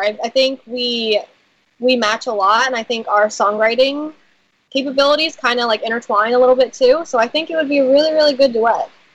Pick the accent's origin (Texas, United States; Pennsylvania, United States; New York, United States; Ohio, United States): Pennsylvania, United States; Philadelphia; I'm from Philadelphia.